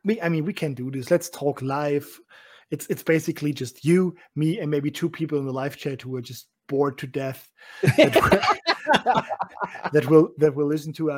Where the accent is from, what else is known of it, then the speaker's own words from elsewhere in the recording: Germany; English is a second language; as a German person